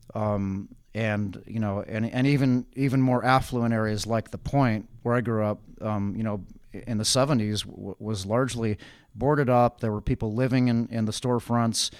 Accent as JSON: {"language": "English", "town": "Richmond", "region": "California", "country": "United States", "tie": "born or raised there", "also_born_or_lived": "Berkeley", "said": "I was born in Berkeley, but I grew up in Richmond."}